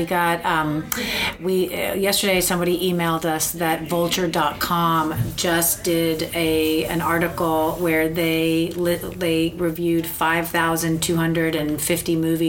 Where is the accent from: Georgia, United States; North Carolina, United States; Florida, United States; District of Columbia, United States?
Florida, United States; Miami; also born or lived in Los Angeles; I grew up in Miami